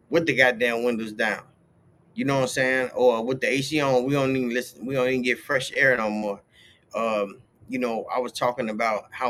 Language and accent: English; United States; us as American people